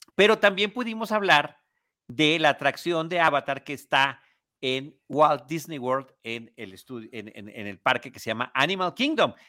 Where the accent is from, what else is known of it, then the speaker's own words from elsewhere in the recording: Mexico City, Mexico; yo soy de la Ciudad de México, estoy acostumbrado a las multitudes